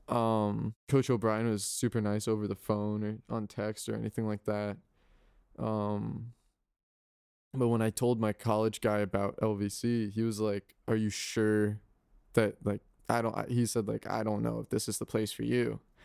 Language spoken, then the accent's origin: English; Guilford, Connecticut, United States; moved away as an adult; I come from Guildford, Connecticut